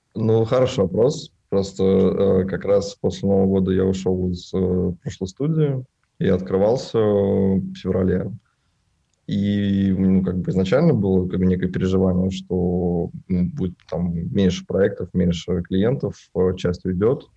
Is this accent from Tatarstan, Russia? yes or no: yes; Naberezhnye Chelny, Tatarstan, Russia; мне 24 года, я родился на Набережных Челнах.